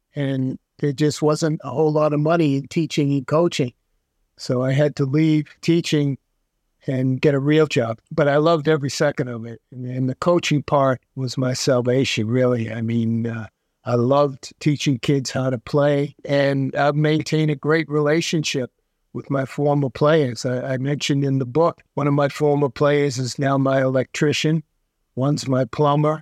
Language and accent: English; Brookline, Massachusetts, United States; I grew up in Brookline, went to Brookline High School, stayed local for college